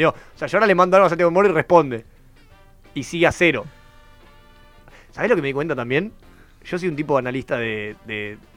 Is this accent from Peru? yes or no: no; interior, Venezuela; no es como nosotros que venimos ahí del interior de Venezuela.